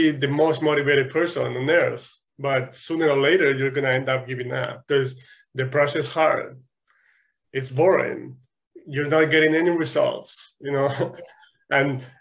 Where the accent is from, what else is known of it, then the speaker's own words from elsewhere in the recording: Spain; English is a second language; moved away; in Spain, I think we started learning English at age 5